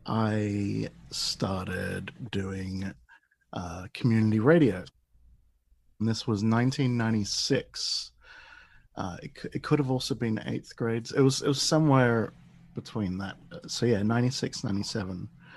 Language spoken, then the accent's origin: English; Davidson, New South Wales, Australia; also born or lived in London, United Kingdom; I was born in London, but I grew up in Australia, sort of the lower north shore of Sydney, a place called Davidson, which is Garigal country there for the traditional landowners. Yeah, so I kind of grew up in the middle of a national park.